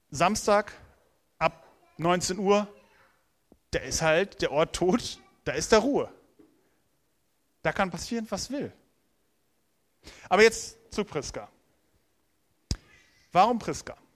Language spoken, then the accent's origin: German; Lower Saxony, Germany; Am Hang des Wiengebirges, dort bin ich aufgewachsen. Das war meine Heimat. Felder, Wiesen, Wälder, soweit das Auge reicht.